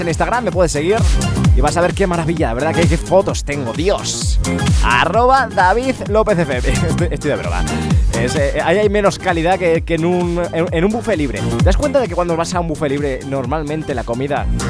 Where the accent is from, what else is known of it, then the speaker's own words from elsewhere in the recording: Spain; ¿Cómo somos los españoles?